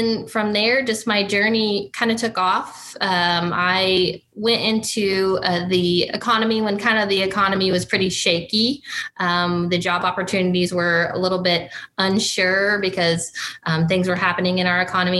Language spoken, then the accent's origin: English; Republic County, Kansas, United States; also born or lived in Mitchell County, Kansas; I was born and raised in Kansas. I am not a Mitchell County native. I actually grew up just a few counties above, up in Republic County, and spent my younger years there